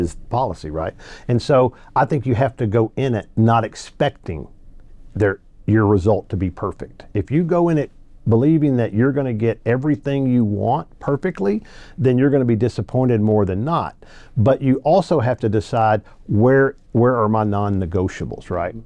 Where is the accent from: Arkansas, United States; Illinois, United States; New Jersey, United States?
Arkansas, United States; also born or lived in Louisiana; now in Texas, United States; I was born in Louisiana, raised in Arkansas